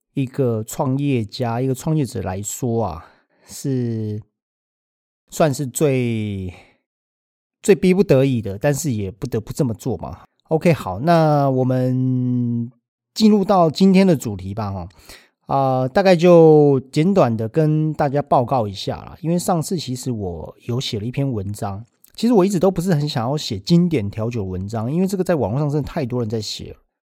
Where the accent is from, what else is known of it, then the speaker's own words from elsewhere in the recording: Taiwan; 我们台湾人